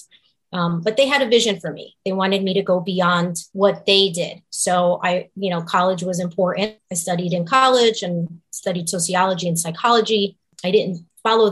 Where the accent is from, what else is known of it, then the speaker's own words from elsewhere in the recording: Newark, New Jersey, United States; also born or lived in Kearny, New Jersey; I was born and raised in Newark and in Kearney